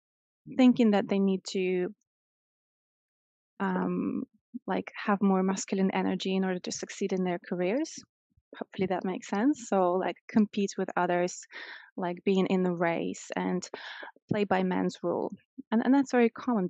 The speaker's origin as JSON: {"language": "English", "region": "Moscow", "country": "Russia", "tie": "born or raised there", "moved": "as an adult", "lives_now": "London, United Kingdom", "said": "I'm originally from Russia and I grew up in Moscow. So first 25 years of my life, I spent there"}